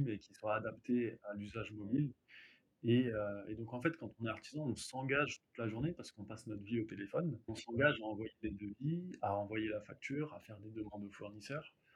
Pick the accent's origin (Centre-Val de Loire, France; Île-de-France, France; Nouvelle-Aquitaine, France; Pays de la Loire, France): Île-de-France, France; Hauts-de-Seine; je viens des Hauts-de-Seine